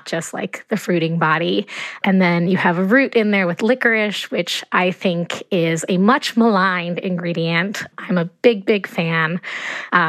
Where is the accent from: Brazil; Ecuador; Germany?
Ecuador; moved away; I grew up in Ecuador